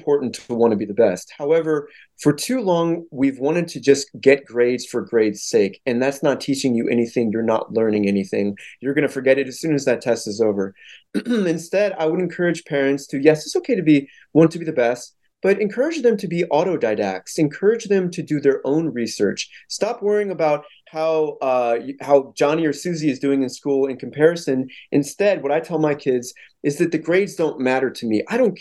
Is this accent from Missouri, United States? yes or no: yes; St. Louis, Missouri, United States; where I come from St. Louis